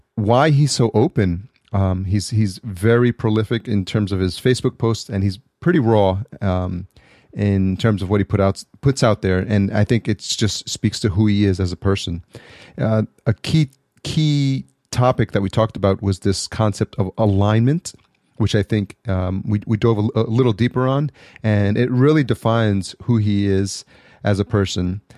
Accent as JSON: {"language": "English", "town": "New York City", "region": "New York", "country": "United States", "moved": "yes", "said": "I'm from New York originally"}